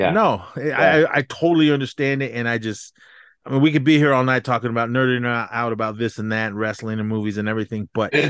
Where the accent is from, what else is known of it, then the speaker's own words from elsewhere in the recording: Oakland, California, United States; growing up in the Bay Area in Oakland